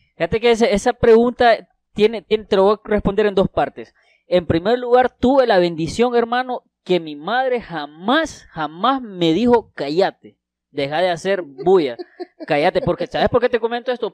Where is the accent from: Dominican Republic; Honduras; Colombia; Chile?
Honduras; Santa Rosa de Copán, Copán; also born or lived in Tegucigalpa; vine aquí eh, cuando tenía seis años y aquí he crecido. O sea, me siento realmente que soy de Santa Rosa